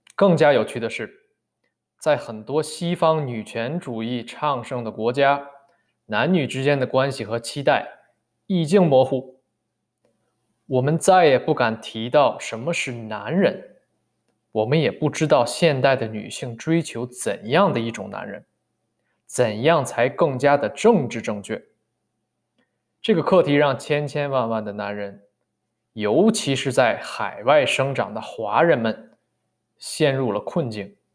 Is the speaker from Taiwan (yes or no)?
no; northern China, China; 尤其作为北方人